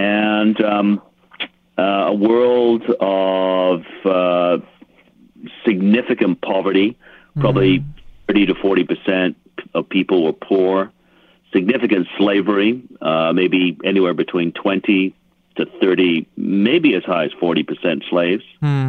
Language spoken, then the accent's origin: English; England, United Kingdom; I was born in England, and so I had the privilege of growing up in a context where there was a lot of history, older history around.